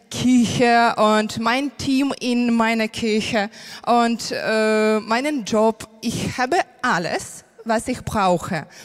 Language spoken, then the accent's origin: German; Ukraine; German is a second language; moved away as an adult; now in Germany; ich bin aus der Ukraine und wir sind vor drei Jahren äh, nach Deutschland umgezogen und das war nicht mein Traum.